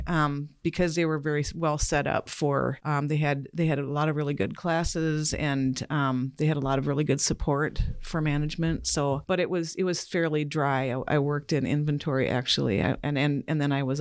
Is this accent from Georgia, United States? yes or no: no; Stillwater, Minnesota, United States; also born or lived in River Falls, Wisconsin; I grew up in Stillwater, Minnesota, and River Falls, Wisconsin, mostly.